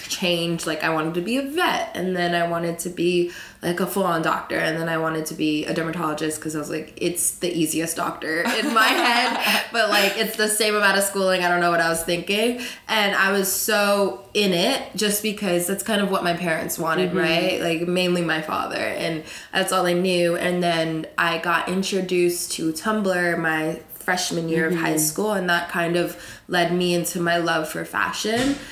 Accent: South Florida, United States; moved away as an adult; now in New York, United States; I'm from Florida. Cool. South Florida

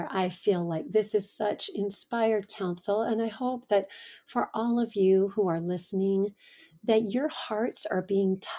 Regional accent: Coronado, California, United States; born there; I was born in Coronado in a Navy hospital.

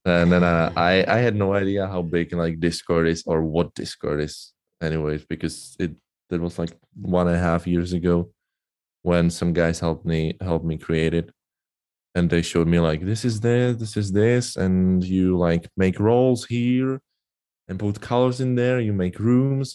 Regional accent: Czechia; English is a second language; I'm from Czech Republic, uh, currently living in Brno

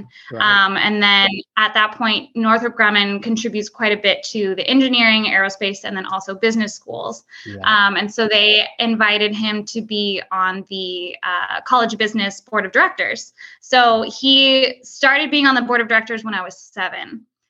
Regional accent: Whittier, California, United States; Yeah, I grew up in Southern California, in kind of a suburb of LA called Whittier.

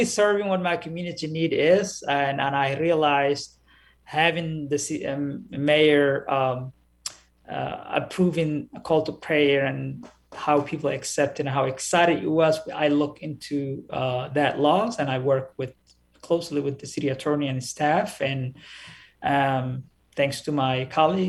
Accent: Somalia; now in Minneapolis, United States; I grew up in Somalia, where we hear the call to prayer everywhere we go.

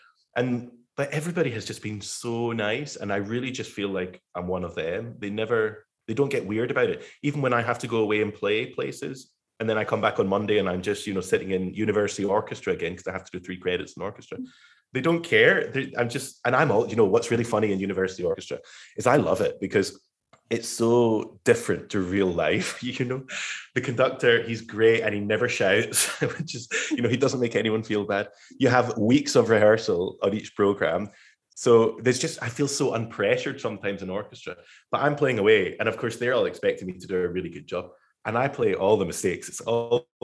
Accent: Glasgow, Scotland, United Kingdom; moved away as an adult; also born or lived in Manchester / Birmingham / London; now in United States; I'm from Glasgow in Scotland, but I spent most of my adult life in Manchester

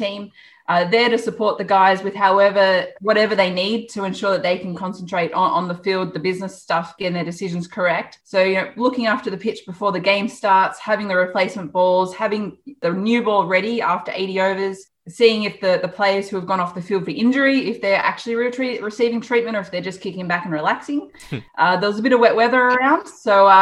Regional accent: Goulburn, New South Wales, Australia; I grew up in Goulburn

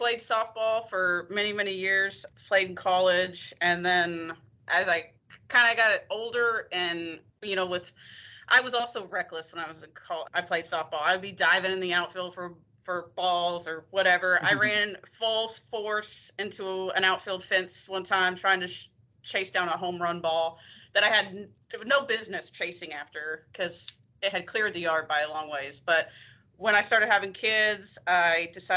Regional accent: Kansas, United States; moved away as an adult; now in Texas, United States; I was born and raised in Kansas

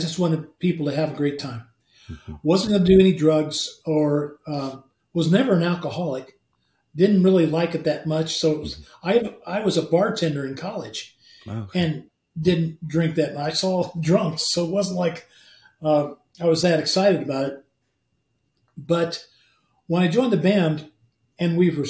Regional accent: Midwest, United States; we're from the Midwest

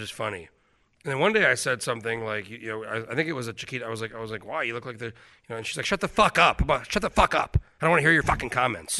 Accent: New Mexico, United States; moved away as an adult; also born or lived in Alaska; now in Anchorage, United States; I grew up in New Mexico.

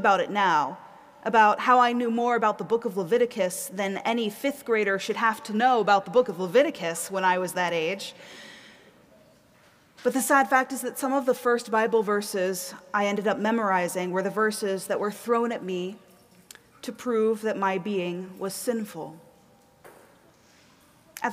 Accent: the South, United States; moved away as an adult; also born or lived in East Coast; now in Minneapolis, United States; I grew up in the South

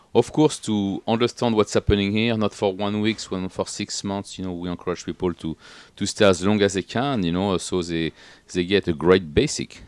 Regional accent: Paris, Île-de-France, France; English is a second language; moved away as an adult; also born or lived in Atlantic coast, France / Washington, D.C., United States; now in United States; I was come from Paris originally, you know, as a as a yo-, young guys

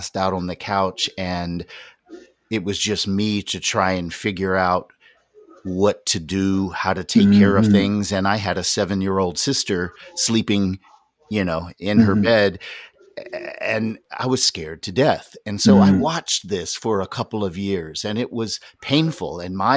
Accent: North Carolina, United States; When I grew up in North Carolina

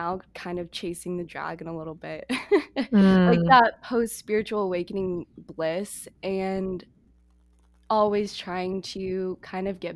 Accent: United States; moved away as an adult; also born or lived in Toronto, Canada; I'm from the States

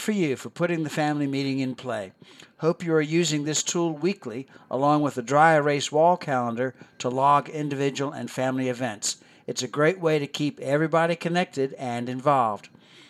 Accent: Philadelphia, Pennsylvania, United States; I grew up near Philadelphia, Pennsylvania, and never saw all the neat tourist attractions until I became a tourist for a day as a senior in high school.

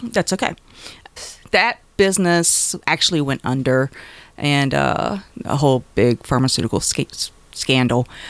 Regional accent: Wilmington, North Carolina, United States; now in Greenville, Michigan, United States; I am from North Carolina, a little coastal town called Wilmington

